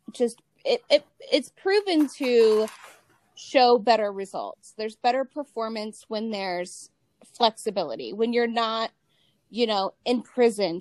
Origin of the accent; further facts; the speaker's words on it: Ohio, United States; I'm originally from Ohio